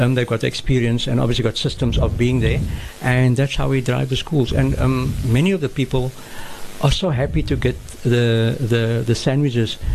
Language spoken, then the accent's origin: English; Cape Town, Western Cape, South Africa; also born or lived in Maitland; grown in Claremont